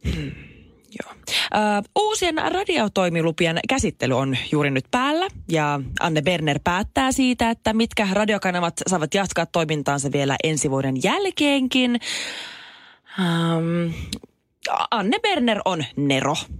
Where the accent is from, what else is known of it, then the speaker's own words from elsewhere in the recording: Jyväskylä, Central Finland, Finland; mun rakas kotikyläni, Jyväskylä